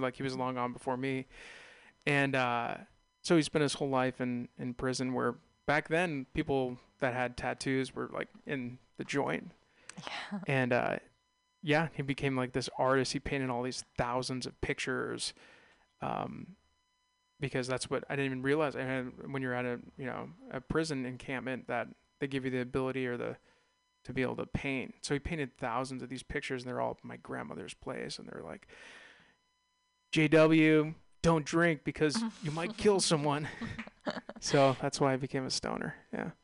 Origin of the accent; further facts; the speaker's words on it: California, United States; being Californian, being California natives